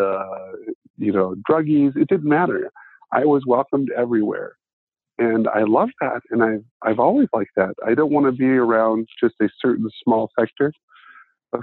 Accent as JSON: {"language": "English", "town": "Ada", "region": "Ohio", "country": "United States", "tie": "born or raised there", "said": "There are 2,500 people in my hometown, and I graduated from a class of 73."}